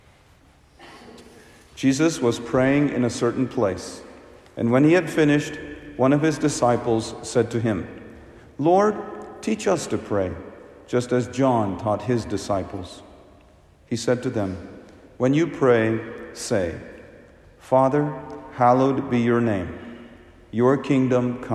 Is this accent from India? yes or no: yes; India; I'm from India